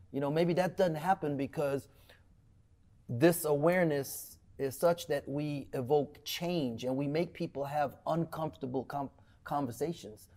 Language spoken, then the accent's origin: English; Trinidad & Tobago; also born or lived in Cleveland, Texas; now in Waco, United States; I was born in Trinidad